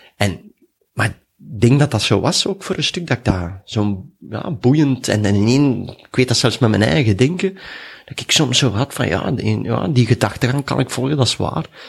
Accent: Duffel, Flanders, Belgium; ik ben in Duffel geboren, dus tegen Mechelen.

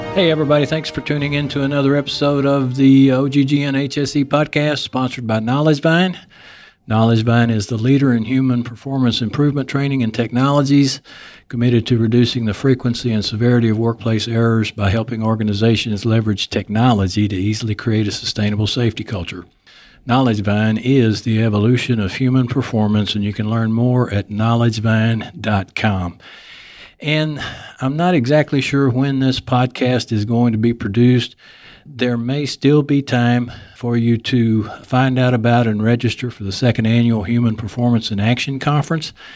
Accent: Texas, United States; accent: Texas; my Texas accent comes

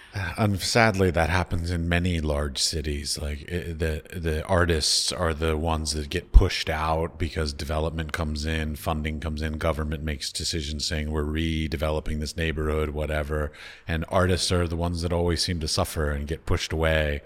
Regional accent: Washington, District of Columbia, United States; moved away; I come from, I grew up in Washington, D C

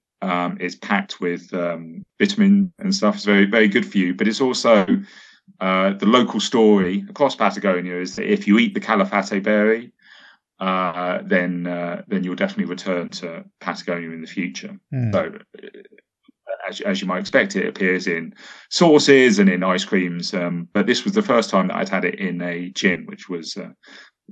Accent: United Kingdom; as both a British person and someone with a Welsh girlfriend

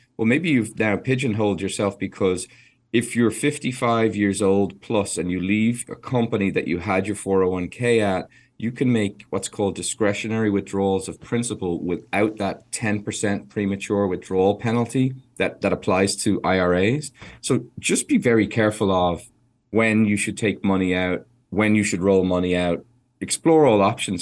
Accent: Ireland; an Irish person who loves horses

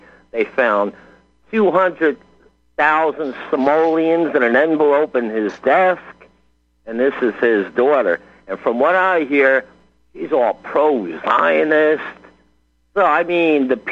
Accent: New Jersey, United States; moved away as an adult; now in West Virginia, United States; I'm originally from New Jersey, okay? I fled 14 years ago

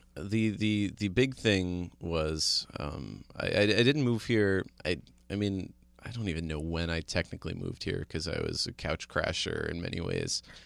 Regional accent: New Jersey, United States; I grew up in New Jersey

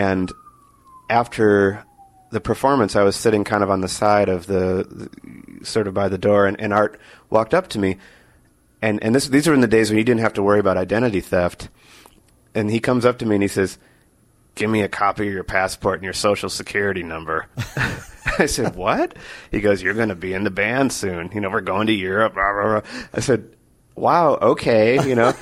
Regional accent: Wisconsin, United States; I grew up in Wisconsin

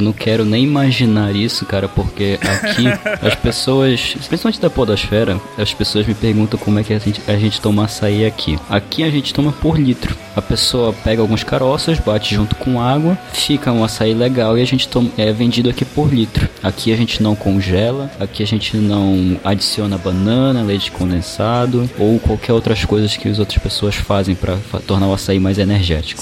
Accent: Belém, Pará, Brazil; sou de Belém do Pará

